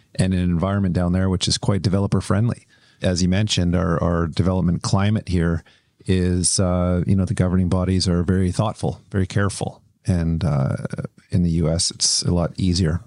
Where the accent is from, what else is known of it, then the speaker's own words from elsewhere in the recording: Kelowna, British Columbia, Canada; I grew up in Kelowna